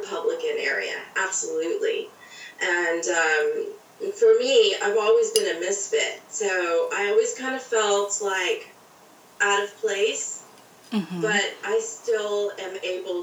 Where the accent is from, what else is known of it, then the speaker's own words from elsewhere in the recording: Plano, Texas, United States; I kind of grew up all over Texas, but I landed and probably spent most of my childhood in Plano, Texas, which is a suburb of Dallas, Texas